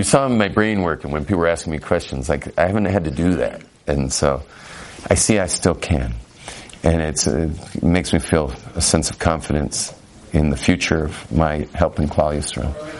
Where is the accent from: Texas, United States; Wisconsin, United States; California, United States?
California, United States; but I'm Californian, man. Like, we just say it all.